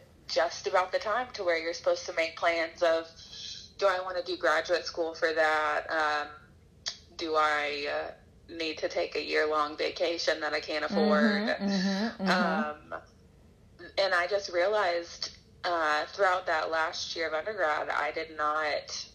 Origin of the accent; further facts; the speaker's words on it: Florida, United States; moved away as an adult; also born or lived in Arkansas / Detroit; now in Orlando, United States; I'm originally from Florida